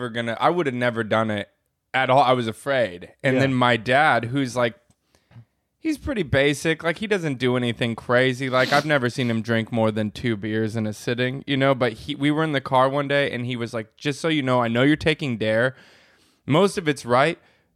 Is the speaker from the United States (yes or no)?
yes; Inland Empire, California, United States; I grew up in the Inland Empire